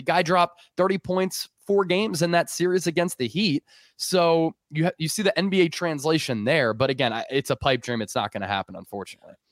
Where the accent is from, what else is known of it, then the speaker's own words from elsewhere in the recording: Philadelphia, Pennsylvania, United States; growing up in Philly